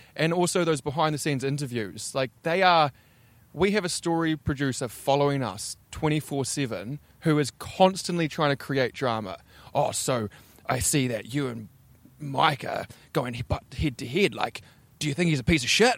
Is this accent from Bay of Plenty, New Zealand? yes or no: no; Invercargill, Southland, New Zealand; now in Auckland, New Zealand; I am from Invercargill, deep south.